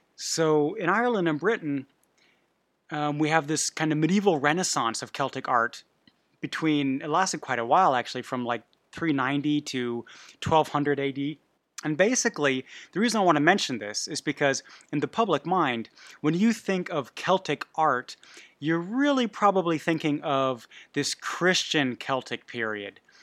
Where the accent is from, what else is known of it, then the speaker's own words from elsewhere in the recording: Bavaria, Germany; I was raised in Bavaria